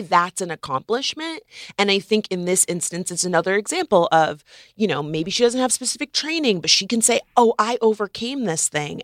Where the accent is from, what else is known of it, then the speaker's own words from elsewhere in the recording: Florida, United States; I'm from Florida